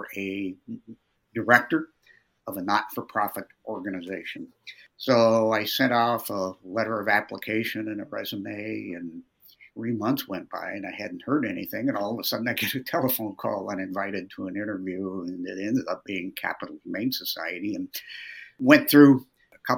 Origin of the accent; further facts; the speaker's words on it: Lincoln, Nebraska, United States; I was born and raised in Lincoln